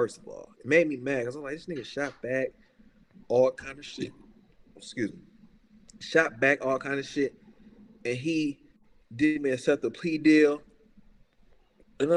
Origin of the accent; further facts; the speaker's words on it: Chicago, Illinois, United States; I'm from Chicago